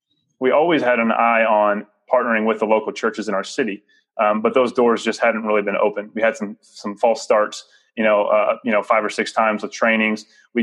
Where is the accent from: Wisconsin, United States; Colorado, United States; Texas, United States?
Texas, United States; Dallas; Growing up in Dallas, I didn't know Jesus.